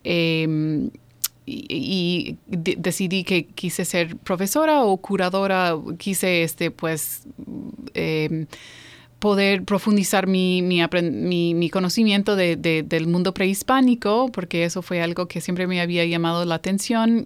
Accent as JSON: {"language": "Spanish", "region": "New York", "country": "United States", "tie": "born or raised there", "also_born_or_lived": "Iowa / Mexico City", "moved": "yes", "lives_now": "Baltimore, United States", "said": "sí nací aquí, yo nací en Nueva York, Ah, soy de ahí, eh, pero he vivido en Iowa, he vivido en la Ciudad de México y eh, ahora estoy radicada aquí en Baltimore"}